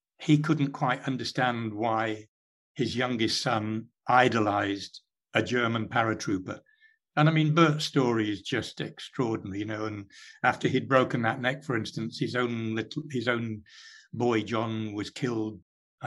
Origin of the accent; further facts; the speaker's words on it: Derbyshire, East Midlands, United Kingdom; accent: Derbyshire; moved away; I still have the Derbyshire accent